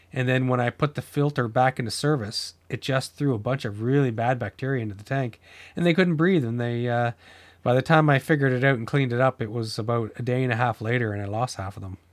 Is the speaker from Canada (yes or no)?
yes; New Brunswick, Canada; moved away; I grew up in New Brunswick